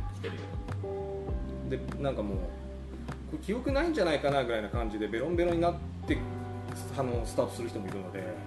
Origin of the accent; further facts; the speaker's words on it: Aomori, Japan; 僕青森出身なんですけど